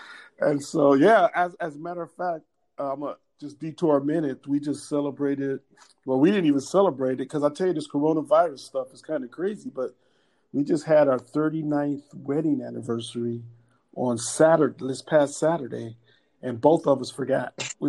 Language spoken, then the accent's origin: English; Cleveland, Ohio, United States; now in California, United States; Actually, when I moved to California from Cleveland, Ohio. I've been here a lot longer than I ever lived in Cleveland.